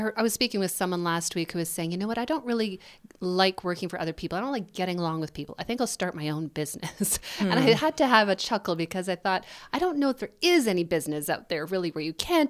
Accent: Winnipeg, Manitoba, Canada; My hometown.

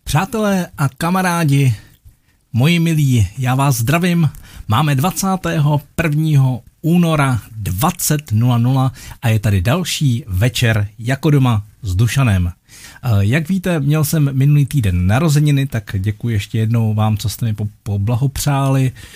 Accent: Litoměřice, Ústí nad Labem Region, Czechia; Litoměřice, mé rodné město. A tam, když jsem se narodil

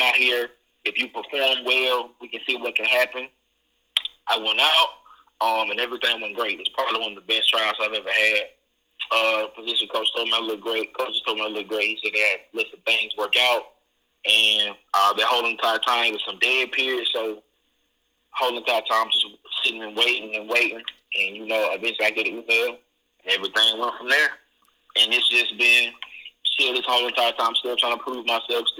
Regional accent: Mississippi, United States; also born or lived in Hattiesburg, Mississippi / Wiggins, Mississippi / Columbus, Mississippi; I was born in Hattiesburg. I was raised in Wiggy, Mississippi. Then I came to Columbus from fifth grade, so I graduated high school.

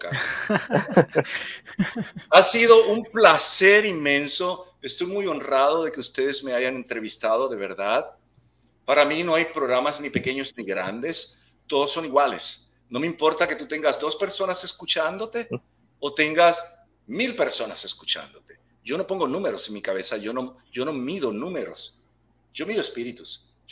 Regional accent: Puerto Rico; born there; Yo soy un espíritu, un ser nacido en una preciosa isla que se llama Puerto

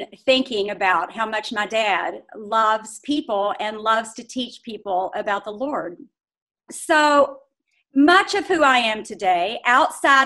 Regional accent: Indiana, United States; also born or lived in Louisville, Kentucky; I was born in Louisville, Kentucky, but I grew up and have lived nearly all my life in Indiana. My parents moved our family to Indiana when I was about 11 years old

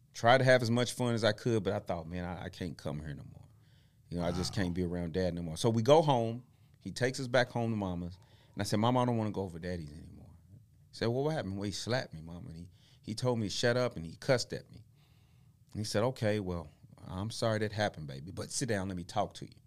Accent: Tulsa, Oklahoma, United States; we moved here from Tulsa, I mean, from Oklahoma City to Tulsa. I'm almost six.

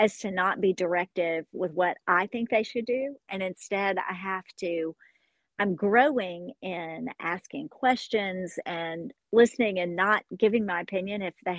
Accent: Hopkinsville, Kentucky, United States; I'm located in Hopkinsville, Kentucky, and which is the town where I grew up

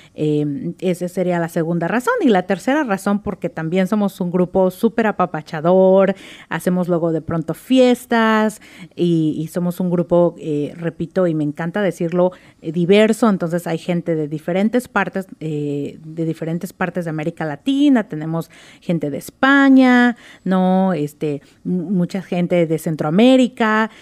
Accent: Oaxaca, Mexico; moved away as an adult; now in Seattle, United States; Yo nací en Oaxaca, eh, tuve el privilegio de haber nacido en Oaxaca, así que soy oaxaqueña, orgullosa oaxaqueña.

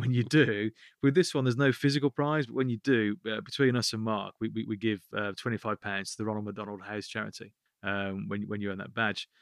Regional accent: Birmingham, West Midlands, United Kingdom; I'm from Birmingham

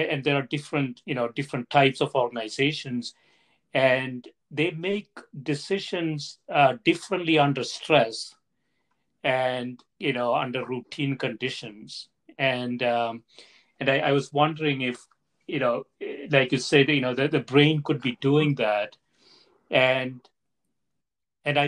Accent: India; I grew up in India

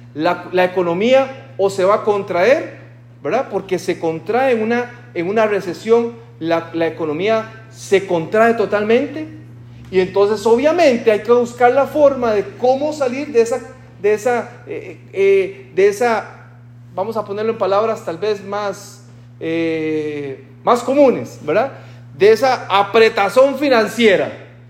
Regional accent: Costa Rica; en mi país, en Costa Rica, decimos un vale.

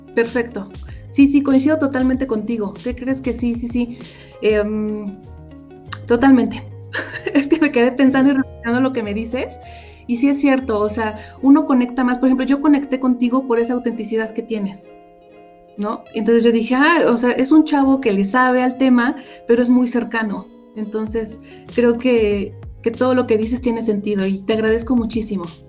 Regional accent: State of Mexico, Mexico; yo soy del Estado de México

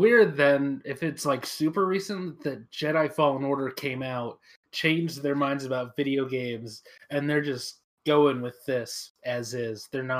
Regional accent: West Coast, United States; I'm from the West Coast

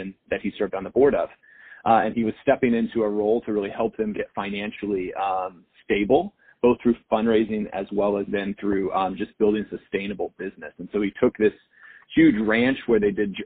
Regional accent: Wichita, Kansas, United States; in Kansas, where I grew up in Wichita

